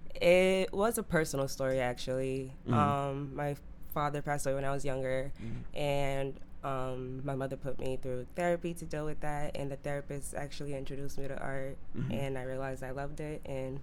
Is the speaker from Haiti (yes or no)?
yes; Haiti; also born or lived in Florida; now in Boston, United States; I'm Haitian. I grew up in Haiti, then moved to Florida, and now I'm in Boston.